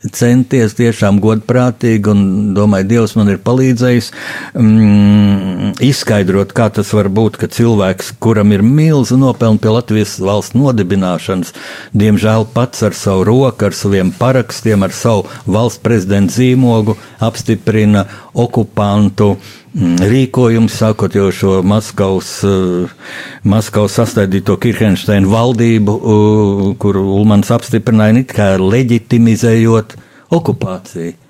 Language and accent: Latvian; Latvia; mēs esam latvieši, mīlēt Latviju